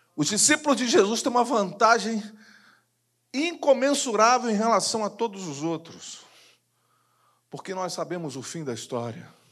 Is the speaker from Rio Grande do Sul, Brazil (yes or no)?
no; Rio de Janeiro, Brazil; Eu sou de Jacarepaguá, mas era líder de jovens da Igreja Metodista Wesleyana